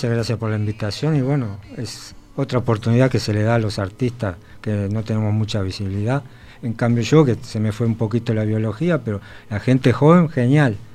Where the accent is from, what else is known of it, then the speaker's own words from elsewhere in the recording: Canelones, Uruguay; born there; Yo en Canelones